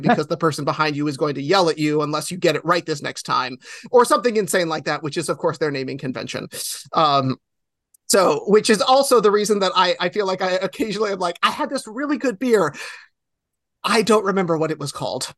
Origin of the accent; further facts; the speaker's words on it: New York, United States; I'm one of those New Yorkers